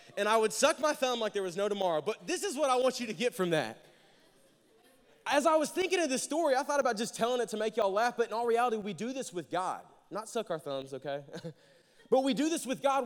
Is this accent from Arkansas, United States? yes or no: yes; Jacksonville, Arkansas, United States; moved away as an adult; now in Conway, United States; I'm from Jacksonville, Arkansas. I moved here about four and a half, five years ago.